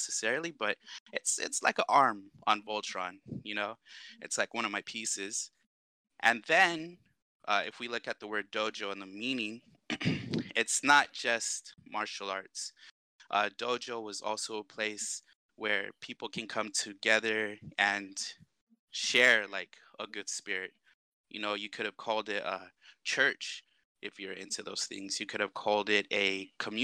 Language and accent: English; Washington, United States; also born or lived in Arizona; now in Guam; I grew up around Washington State, a little bit of time in Arizona. I made the move back to Guam about 2007